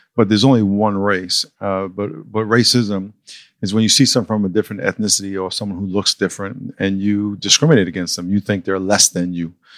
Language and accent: English; New York, United States; moved away as an adult; now in San Diego, United States; I grew up in New York